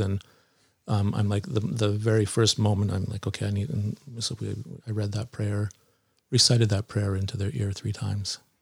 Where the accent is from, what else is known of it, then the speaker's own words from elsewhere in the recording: Nanaimo, British Columbia, Canada; so I grew up in Nanaimo here on Vancouver Island, a island on the west coast of Canada in British Columbia